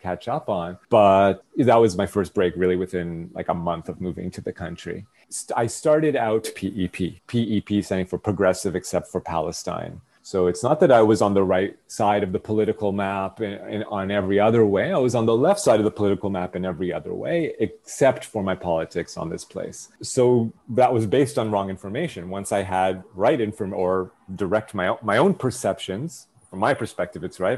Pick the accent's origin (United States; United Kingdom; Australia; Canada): Canada; Toronto, Ontario; born or raised there; moved away as an adult; now in Israel